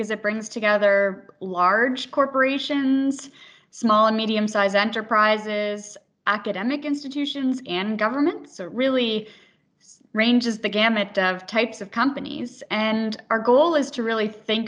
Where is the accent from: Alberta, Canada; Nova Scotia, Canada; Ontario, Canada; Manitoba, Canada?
Nova Scotia, Canada; Halifax; also born or lived in United States; I was born here in Halifax, where I spent the majority of my career in education.